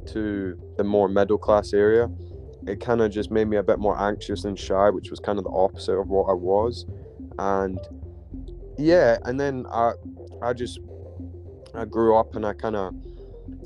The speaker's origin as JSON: {"language": "English", "town": "Glasgow", "region": "Scotland", "country": "United Kingdom", "tie": "born or raised there", "said": "I was born in Glasgow"}